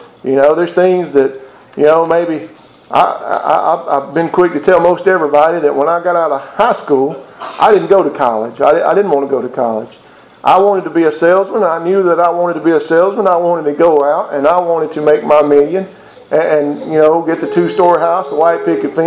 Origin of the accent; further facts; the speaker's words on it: Mississippi, United States; I'm from Mississippi